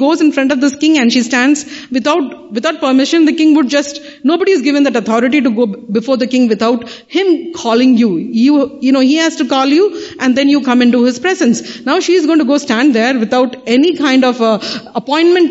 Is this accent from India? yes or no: yes; Kanyakumari, Tamil Nadu, India; The three seas meet over there. Three oceans meet over. That's my hometown